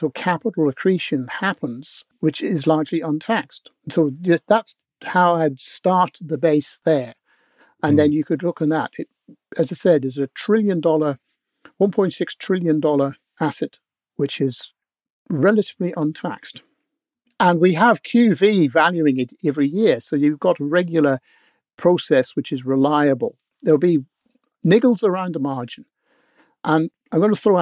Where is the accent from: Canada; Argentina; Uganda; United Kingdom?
United Kingdom; Northern Ireland; now in New Zealand; I was born in Northern Ireland.